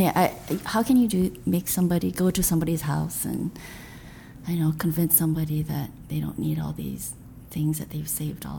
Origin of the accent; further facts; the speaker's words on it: Troy, Michigan, United States; also born or lived in Grand Rapids, Michigan / Lansing, Michigan; now in New York, United States; I was born in Grand Rapids, Michigan. Family moved around. We lived in Lansing. Eventually, I think, settled for the longer time in Troy, where my father had a church. And, yeah, we were pastors, kids.